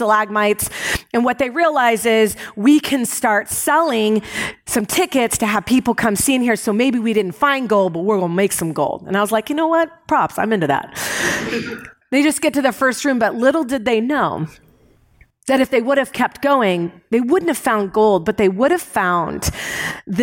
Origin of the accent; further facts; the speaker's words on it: United States; I was raised in America